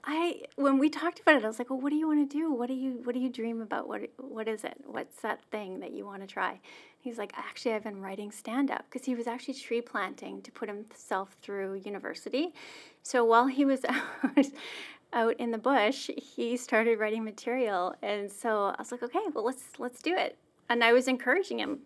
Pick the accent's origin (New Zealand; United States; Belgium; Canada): Canada; Melfort, Saskatchewan; I grew up in a small town in Saskatchewan, Melfort, Saskatchewan